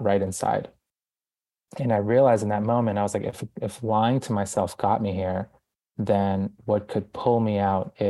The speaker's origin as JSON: {"language": "English", "town": "Boston", "region": "Massachusetts", "country": "United States", "tie": "born or raised there", "also_born_or_lived": "Guayaquil, Ecuador", "moved": "as an adult", "lives_now": "New York City, United States"}